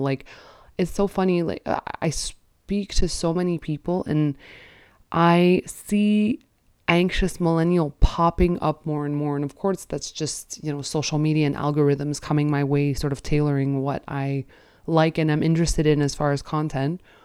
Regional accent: Canada; as a Canadian

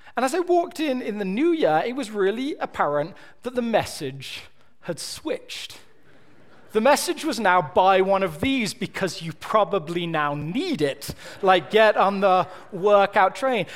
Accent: Birmingham, West Midlands, United Kingdom; now in United States; I'm from Birmingham.

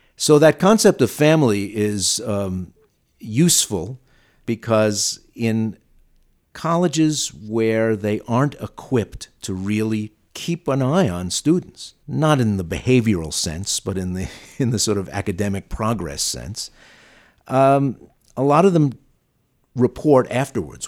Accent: New York City, New York, United States; accent: Brooklyn; my Brooklyn accent

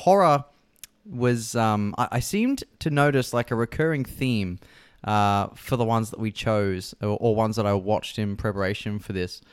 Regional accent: Australia

